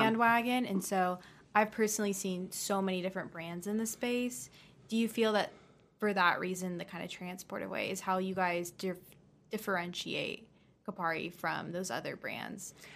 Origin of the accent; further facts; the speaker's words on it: Dallas, Texas, United States; I'm actually from Texas